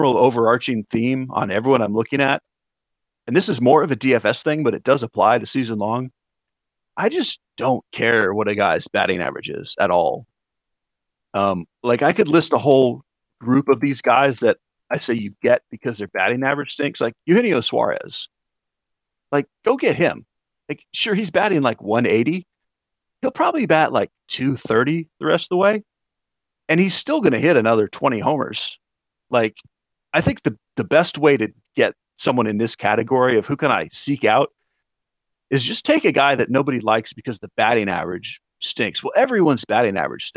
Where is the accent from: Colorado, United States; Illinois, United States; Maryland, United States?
Colorado, United States; moved away as an adult; now in Auburn, United States; So I live in Auburn, Alabama, and after growing up in Colorado